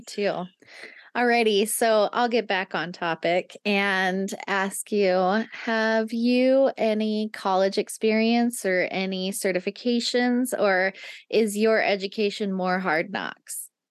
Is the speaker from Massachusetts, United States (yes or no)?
no; Nevada, United States; moved away; I grew up in Nevada